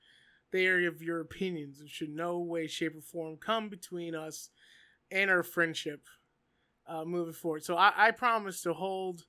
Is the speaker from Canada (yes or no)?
yes; Canada; I'm from Canada